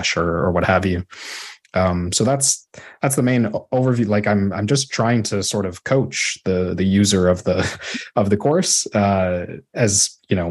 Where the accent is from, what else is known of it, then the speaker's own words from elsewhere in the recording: Chicago, Illinois, United States; moved away as an adult; also born or lived in Toronto, Canada / Waterloo, Canada / Sudbury, Canada; now in Ottawa, Canada; I grew up in Chicago